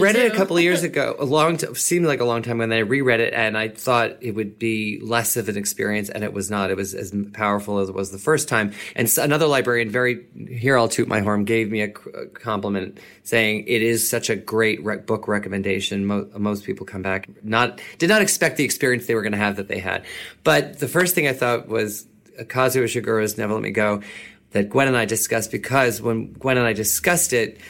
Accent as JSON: {"language": "English", "region": "New York", "country": "United States", "said": "I'm also from New York. So it's like I've been here all my life and most of my professional career, almost all of it."}